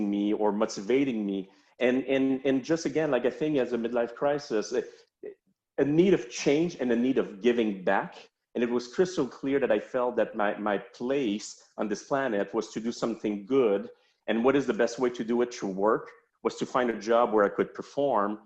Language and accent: English; Montreal, Quebec, Canada; accent: French-Canadian; now in Charlotte, United States; I'm from Montreal